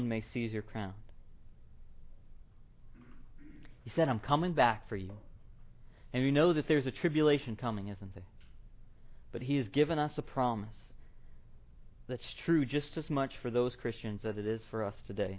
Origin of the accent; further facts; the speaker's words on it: Tennessee, United States; moved away as an adult; now in Iowa, United States; I'm from Tennessee. That's my hometown.